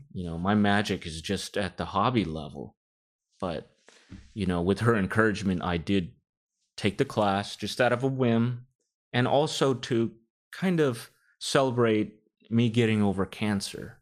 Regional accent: Rodeo, California, United States; my family is from the Philippines, but I grew up in the Bay Area all my life in a small town called Rodeo

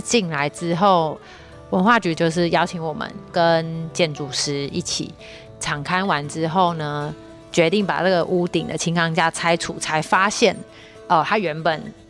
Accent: Pingtung, Pingtung County, Taiwan; now in Yanshui, Taiwan; 对，我是屏东人。

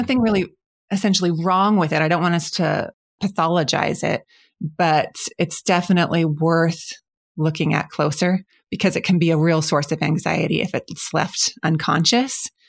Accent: Spokane, Washington, United States; moved away as an adult; have recently come back to my hometown, Spokane

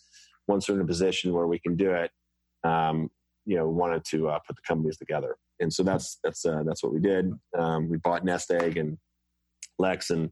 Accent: Cold Spring Harbor, Long Island, New York, United States; I grew up in Colesman Harbor on Long Island

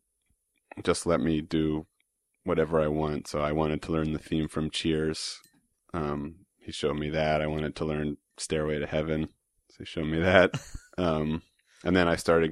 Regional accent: New York City, New York, United States; I was fortunate to grow up in Manhattan

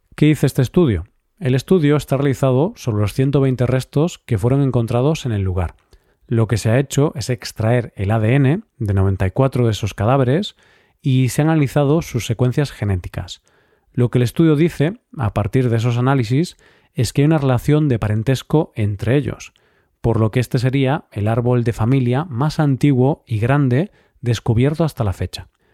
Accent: Galicia, Spain; mi tierra, a Galicia

